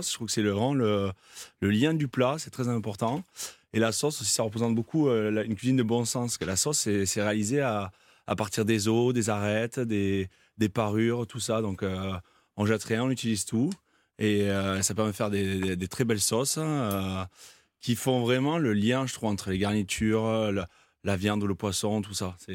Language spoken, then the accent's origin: French; France; chez nous en France, en Haute-Provence.